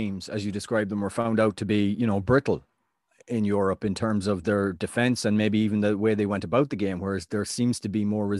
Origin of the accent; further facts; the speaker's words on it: Ireland; walking down the street, just, you know, I'm Irish.